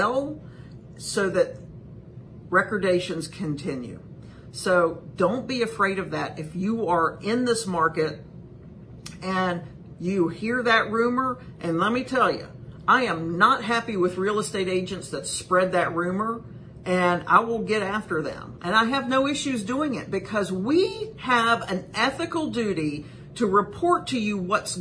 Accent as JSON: {"language": "English", "town": "Whiteville", "region": "North Carolina", "country": "United States", "tie": "born or raised there", "moved": "yes", "said": "I'm from Columbus County. The great big metropolis of Whiteville is my hometown."}